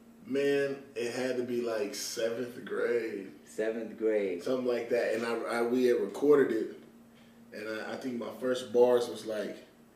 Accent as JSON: {"language": "English", "town": "Las Vegas", "region": "Nevada", "country": "United States", "said": "I'm from Las Vegas, Nevada."}